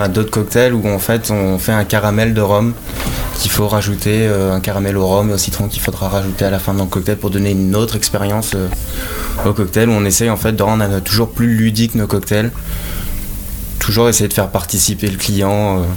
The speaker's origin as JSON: {"language": "French", "town": "Romorantin-Lanthenay", "region": "Centre-Val de Loire", "country": "France", "also_born_or_lived": "Blois / Paris", "moved": "yes", "said": "je viens du Loir-et-Cher"}